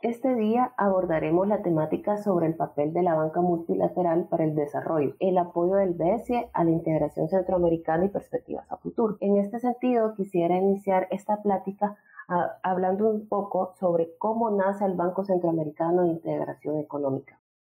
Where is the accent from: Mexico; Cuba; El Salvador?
El Salvador; soy economista salvadoreña